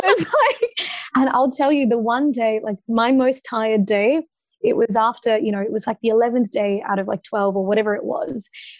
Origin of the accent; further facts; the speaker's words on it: Australia; I've never been more proud to be Australian